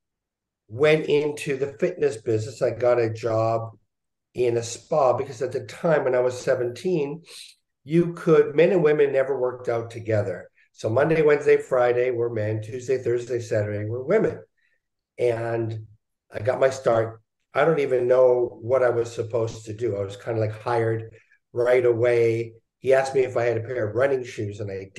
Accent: Montreal, Quebec, Canada; I was born in Montreal

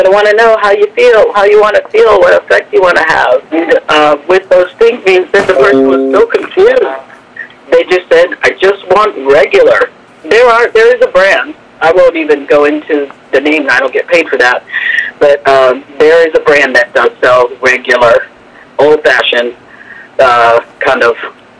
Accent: Chicago, Illinois, United States; now in Las Vegas, United States; I'm from Chicago originally

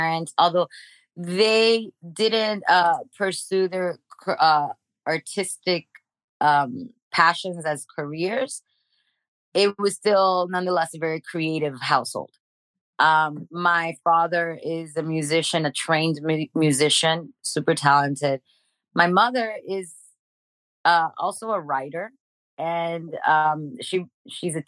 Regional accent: Miami, Florida, United States; moved away as an adult; also born or lived in Dominican Republic / Kendall, Miami; now in Los Angeles, United States; I was raised in Miami. We moved to Miami when I was 5

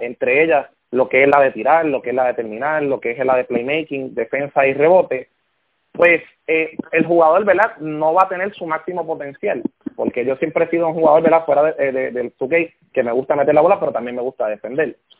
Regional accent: Aguada, Puerto Rico; now in Moca, Puerto Rico; Yo soy del área oeste, yo soy, yo soy de Aguada

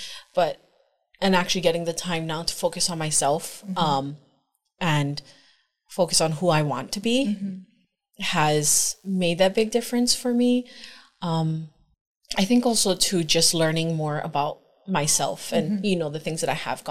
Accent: Honolulu, Hawaii, United States; now in Kailua, United States; I grew up in Kalihi

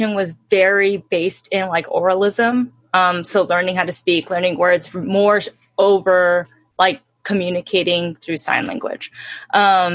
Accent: Hemet, California, United States; also born or lived in Ventura, California; I grew up in Hemet.

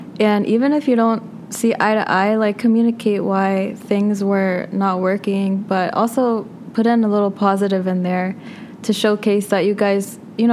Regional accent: Arlington, Virginia, United States; my hometown, Arlington, Virginia.

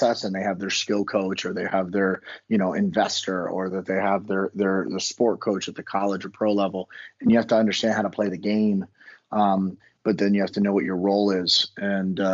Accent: Miami, Florida, United States; moved away as an adult; now in Virginia, United States; born and raised in Miami. I grew up on the water and swam every day of my life

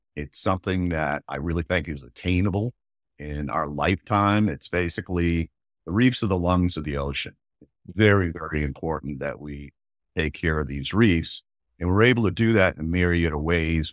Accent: Maine, United States; moved away; when I was a kid growing up in Maine

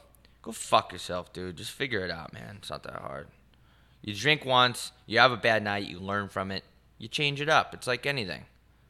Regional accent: New York, United States; moved away; I'm from New York

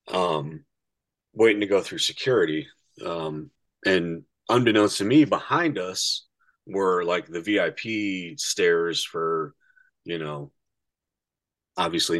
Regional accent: Indiana, United States; we're from Indiana

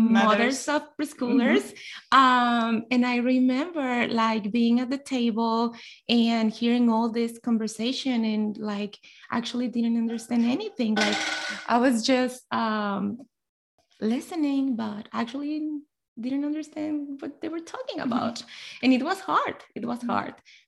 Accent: Mexico; English is a second language; moved away as an adult; I was born and raised in Mexico, and this city is just the border with Texas.

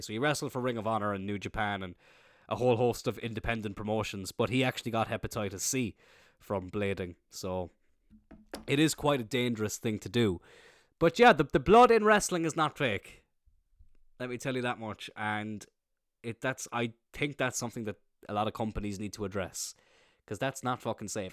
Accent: Ireland

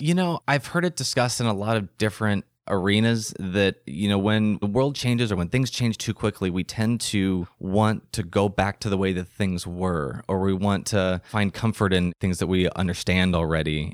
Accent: United States; also born or lived in London; what I had lived my whole life, which was being an American in America

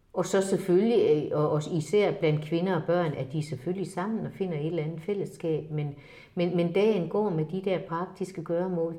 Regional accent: Denmark; jeg er faktisk også en af de danskere

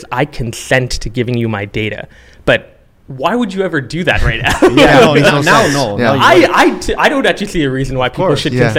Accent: Calgary, Alberta, Canada; also born or lived in Singapore; now in Toronto, Canada; I was born and raised in Singapore and Calgary, Alberta, two very different places.

